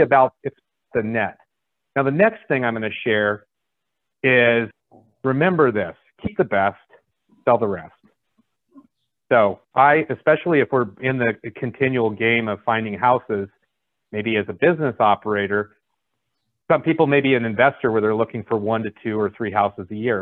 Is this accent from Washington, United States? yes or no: no; San Francisco Bay Area, California, United States; I grew up, in, I'm from California. Uh, I uh, grew up in the San Francisco Bay Area.